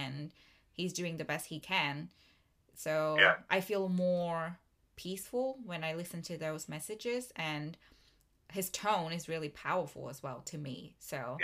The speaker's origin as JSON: {"language": "English", "country": "Vietnam", "tie": "born or raised there", "moved": "yes", "lives_now": "Melbourne, Australia", "said": "Vietnam, my home country"}